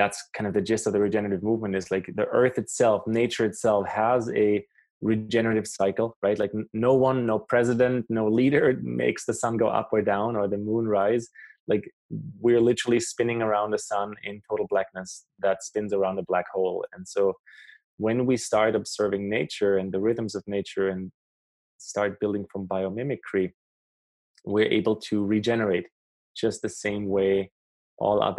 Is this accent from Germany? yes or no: yes; Germany; also born or lived in South America; now in Canada; I grew up in Germany. I live in Canada for a few years